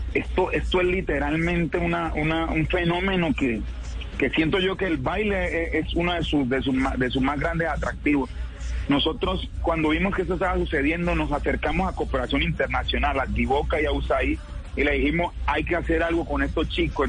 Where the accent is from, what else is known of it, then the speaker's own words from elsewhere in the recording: Chocó, Colombia; como colombianos, como chocuanos